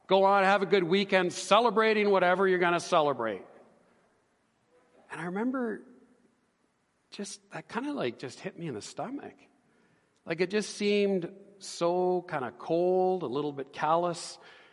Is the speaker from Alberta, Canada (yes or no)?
yes; Edmonton, Alberta, Canada; I grew up here in Edmonton. I was born and raised